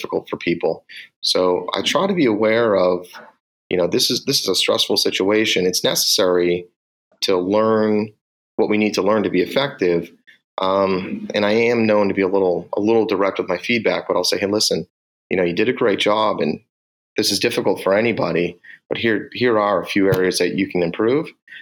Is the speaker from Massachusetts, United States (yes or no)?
yes; Boston, Massachusetts, United States; accent: Boston; my Boston accent